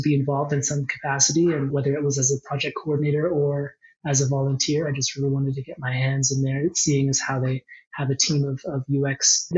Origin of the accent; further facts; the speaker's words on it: Quebec, Canada; born there; also born or lived in Ontario / Alberta; I'm an Easterner as well. I was born in Quebec and spent some years in Ontario and then many more years in Alberta.